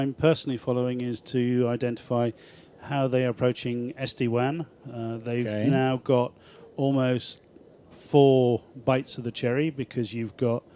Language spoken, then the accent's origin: English; Libya; I was born in Libya